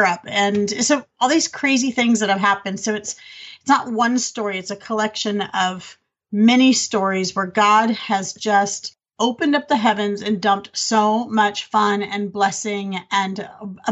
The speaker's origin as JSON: {"language": "English", "town": "Los Angeles", "region": "California", "country": "United States", "also_born_or_lived": "Germany", "moved": "as an adult", "lives_now": "Texas, United States", "said": "I think like a Californian"}